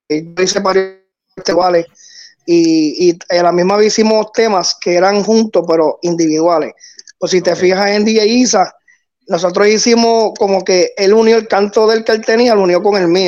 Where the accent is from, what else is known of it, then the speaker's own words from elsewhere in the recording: Puerto Rico; also born or lived in United States; yo soy gringo, criado acá, eh, en Puerto Rico.